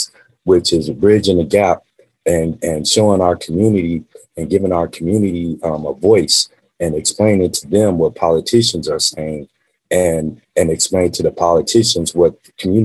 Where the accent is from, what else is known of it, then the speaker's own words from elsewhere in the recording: Las Vegas, Nevada, United States; also born or lived in California; me growing up in Las Vegas